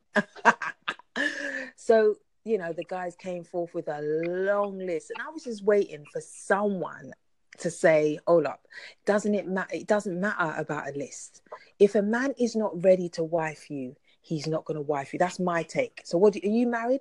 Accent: London, United Kingdom; I'm from London

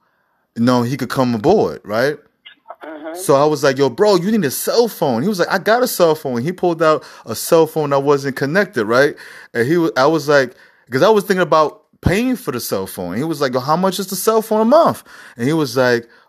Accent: New York City, New York, United States; I'm from New York City

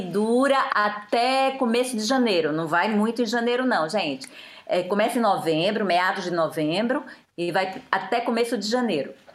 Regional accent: Aracaju, Sergipe, Brazil; moved away as an adult; now in France; eu sou de Aracaju, sou nordestina. Moro aqui há 27 anos

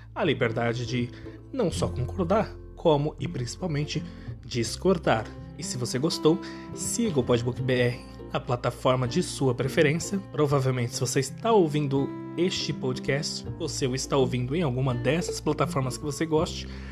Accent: Brazil; somos brasileiros

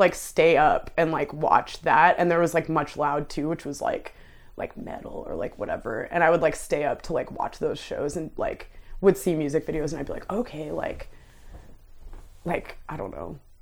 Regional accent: Ottawa, Ontario, Canada; moved away as an adult; I did grow up in, like, a, like, lower income, like, immigrant neighborhood. There's, um, the, like, south side of Ottawa is, like, mostly that demographic, and that's where I grew up

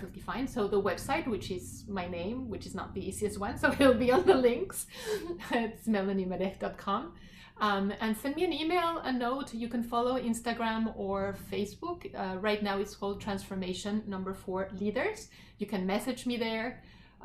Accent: Mexico; now in Canada; growing up in Mexico

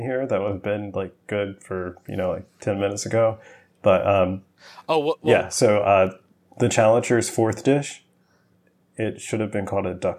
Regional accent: United States; as an American, I love the sight of blood.

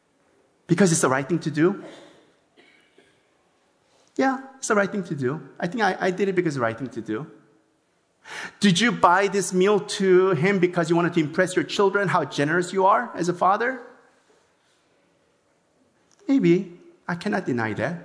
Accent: South Korea; now in Los Angeles, United States; I was born in Korea

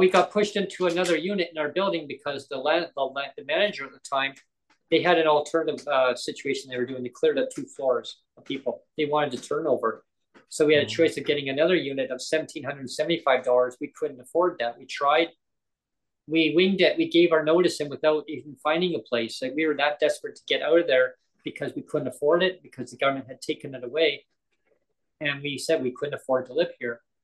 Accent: Langley, British Columbia, Canada; moved away as an adult; also born or lived in Surrey / Kamloops / Nanaimo; where I grew up in Langley. That's what I know as my hometown

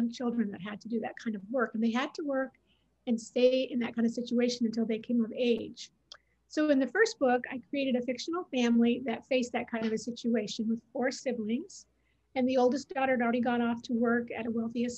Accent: Oregon, United States; moved away as an adult; now in New Jersey, United States; I live in New Jersey now, but I'm originally from Oregon.

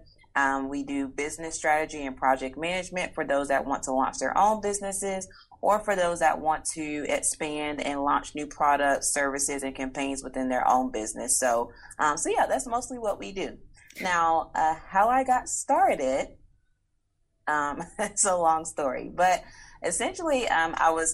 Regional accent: Atlanta, Georgia, United States; I am born and raised in Atlanta, Georgia, in the United States

